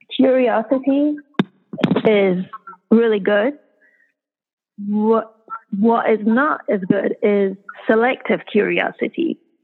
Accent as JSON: {"language": "English", "country": "Iran", "tie": "born or raised there", "also_born_or_lived": "United Kingdom", "moved": "yes", "said": "I am half Iranian and, you know, I was raised in Iran."}